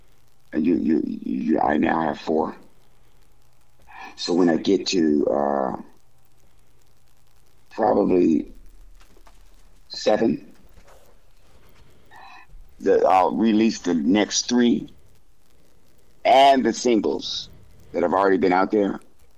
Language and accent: English; Fort Collins, Colorado, United States; And in Colorado, I grew up in Fort Collins.